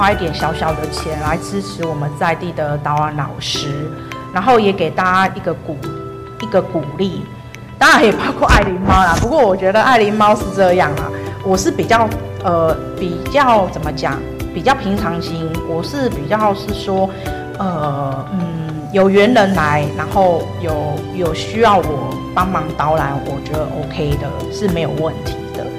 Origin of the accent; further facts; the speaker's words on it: Taipei, Taiwan; born there; 他他跟我一样都是出生在大稻埕，但是哎，他比我年长很多。